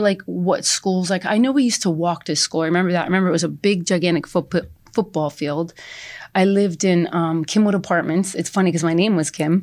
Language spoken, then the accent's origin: English; East Brunswick, New Jersey, United States; I was born and raised in East Brunswick